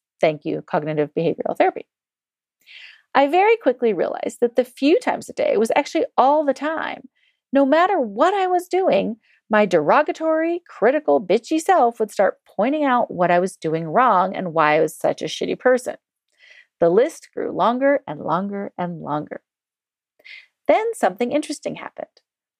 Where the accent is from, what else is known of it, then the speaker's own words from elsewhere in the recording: England, United Kingdom; After all, I was born and raised in the United Kingdom, where we apologize incessantly for everything except raping and pillaging other countries.